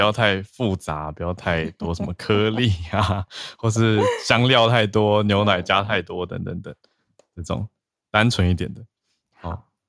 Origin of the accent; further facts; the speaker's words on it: Taiwan; 我们台湾人